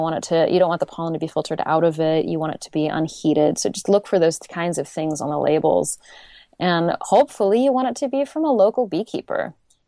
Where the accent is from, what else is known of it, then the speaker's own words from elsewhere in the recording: California, United States; now in Portland, United States; I just moved to Portland and I'm from the Bay Area.